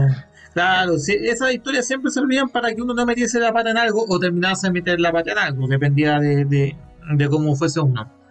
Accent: Calama, Antofagasta, Chile; en la ciudad de Galama, de donde vengo

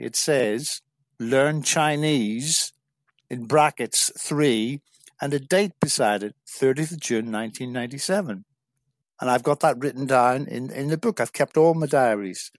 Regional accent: South Derry, Northern Ireland, United Kingdom; moved away as an adult; also born or lived in England; I'm originally from Northern Ireland, a small village in South Derry, and I spent my first eighteen years living in a small village

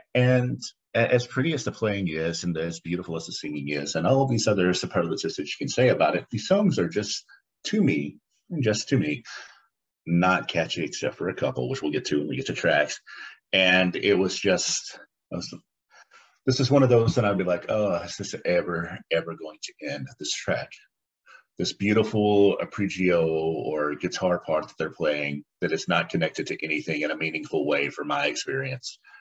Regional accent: United States; I'm an American

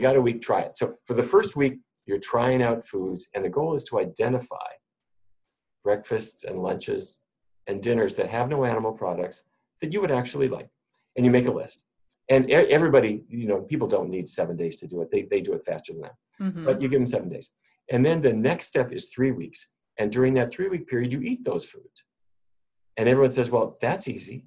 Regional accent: North Dakota, United States; I grew up in North Dakota.

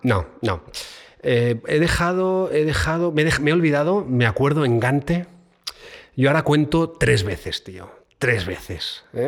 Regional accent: Barcelona, Catalonia, Spain; moved away as an adult; now in Madrid, Spain; Barcelona, eh, donde yo nací

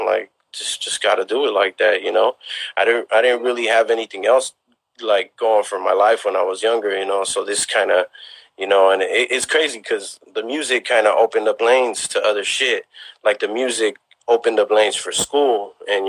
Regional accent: South San Francisco, California, United States; although we ain't from the city, you know, we got our own kind of thing, you know, going on out here in the West Bay

